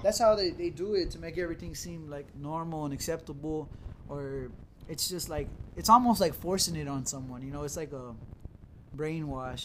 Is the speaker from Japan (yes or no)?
no; United States; as an American